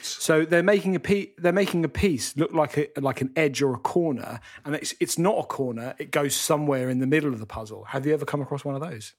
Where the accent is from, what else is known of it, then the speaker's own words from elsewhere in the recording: London, United Kingdom; moved away as an adult; now in Great Gonerby, United Kingdom; I'm a Londoner born and bred, but I've moved up here